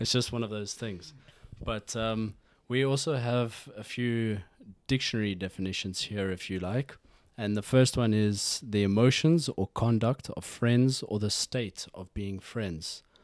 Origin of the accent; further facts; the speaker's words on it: South Africa; now in Norway; I grew up in South Africa